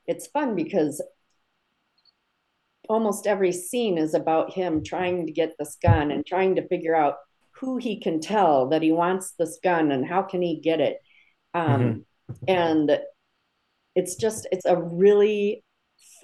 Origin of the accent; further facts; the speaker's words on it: Minnesota, United States; now in Cleveland, United States; I grew up in Minnesota